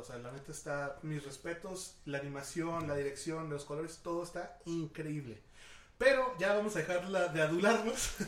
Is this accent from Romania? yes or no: no; Mexico; todas las personas que somos mexicanos